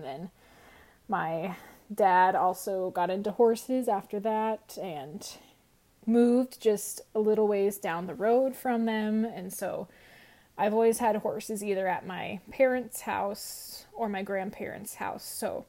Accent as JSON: {"language": "English", "region": "Eastern Iowa", "country": "United States", "said": "I'm from Eastern Iowa between Davenport and Iowa City, kind of in the nose of Iowa."}